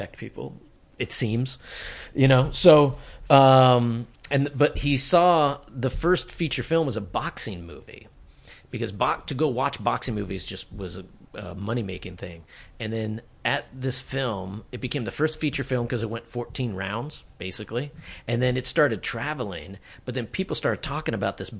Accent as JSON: {"language": "English", "region": "Colorado", "country": "United States", "tie": "born or raised there", "also_born_or_lived": "Tucson, Arizona", "moved": "as an adult", "said": "I grew up in Colorado"}